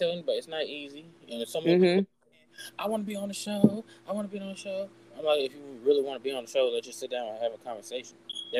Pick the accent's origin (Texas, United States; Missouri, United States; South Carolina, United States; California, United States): Missouri, United States; St. Louis; I'm from St. Louis.